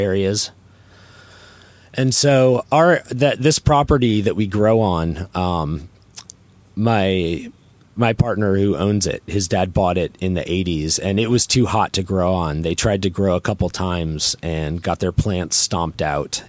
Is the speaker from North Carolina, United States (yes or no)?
yes; North Carolina, United States; I'm not from Humboldt County. I'm from North Carolina